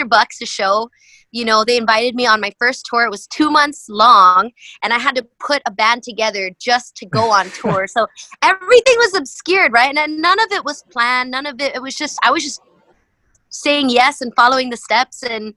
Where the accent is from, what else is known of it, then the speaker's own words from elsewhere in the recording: Kaneohe, Hawaii, United States; moved away as an adult; also born or lived in Houston, Texas / San Diego, California; I grew up in Hawaii